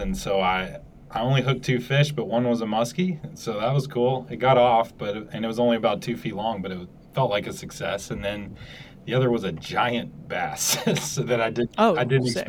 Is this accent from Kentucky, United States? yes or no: yes; Louisville, Kentucky, United States; I did grow up in Louisville, which is a pretty big city